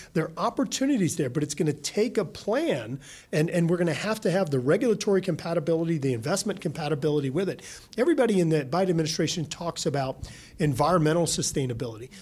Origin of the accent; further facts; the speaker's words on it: Louisiana, United States; my home state of Louisiana